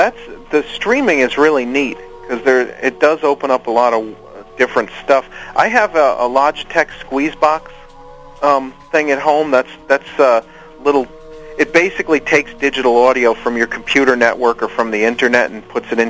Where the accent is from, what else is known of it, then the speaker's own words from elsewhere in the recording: New York, United States; Yeah, yeah. And, you know, when I was a kid back in the late 70s and early 80s, the FM radio was pretty good.